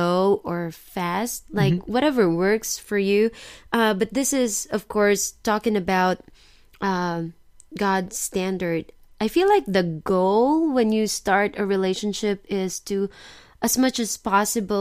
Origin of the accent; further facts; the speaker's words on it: Philippines; now in Osaka, Japan; I'm Filipino.